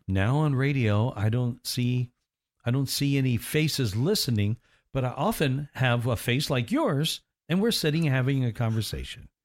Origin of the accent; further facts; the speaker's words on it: near Nashville, Tennessee, United States; My hometown was mm-hmm. kind of close to Nashville